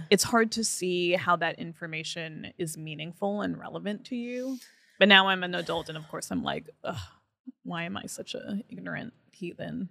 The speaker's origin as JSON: {"language": "English", "town": "Franklin Lakes", "region": "New Jersey", "country": "United States", "tie": "born or raised there", "moved": "as an adult", "lives_now": "New York, United States", "said": "I grew up in New Jersey."}